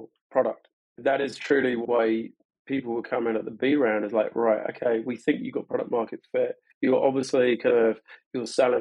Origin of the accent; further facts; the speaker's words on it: London, United Kingdom; moved away as an adult; now in Portland, United States; I'm originally from London.